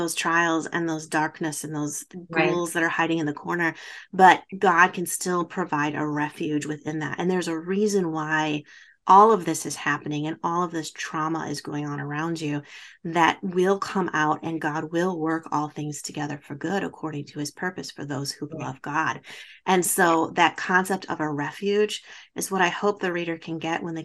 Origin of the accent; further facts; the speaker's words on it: Baraboo, Wisconsin, United States; a theater in my hometown that Al Ringling from the Ringling Brothers Circus built